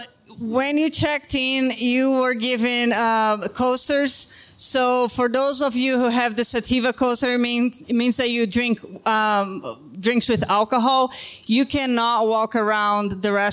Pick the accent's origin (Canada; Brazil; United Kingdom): Brazil; now in Ogden, United States; I'm from Brazil